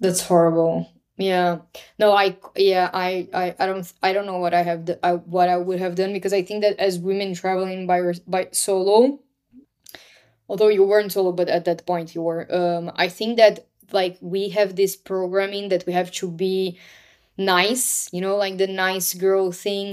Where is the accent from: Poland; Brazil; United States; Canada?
Brazil; moved away; born and raised in Brazil